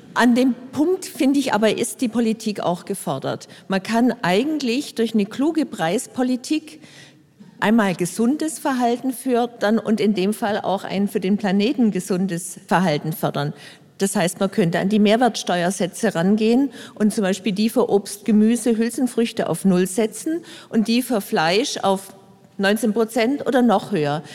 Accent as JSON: {"language": "German", "town": "Frankfurt", "region": "Hesse", "country": "Germany", "said": "Bei uns in Frankfurt"}